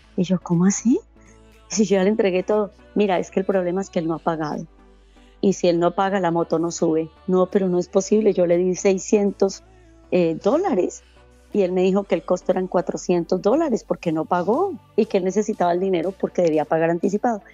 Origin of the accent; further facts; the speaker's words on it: Bogotá, Colombia; moved away as an adult; Yo soy de, Bogotá, de Colombia